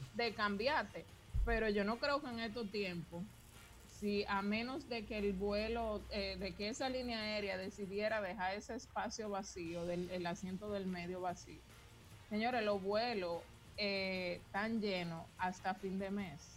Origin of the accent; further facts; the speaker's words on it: Dominican Republic; Yo como dominicana me fui con mi esposo dominicano para España